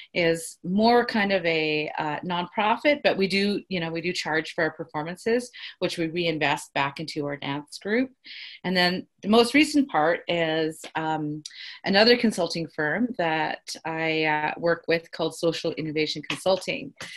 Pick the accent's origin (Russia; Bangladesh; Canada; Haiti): Canada; Carcross, Yukon; now in Whitehorse, Canada; I'm from the Carcross Tagish First Nation